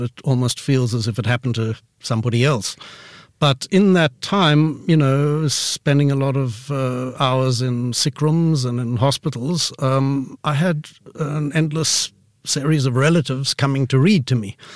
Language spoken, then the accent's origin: English; Pretoria, Gauteng, South Africa; I grew up in Pretoria, which, um, you know, is South Africa's capital city up north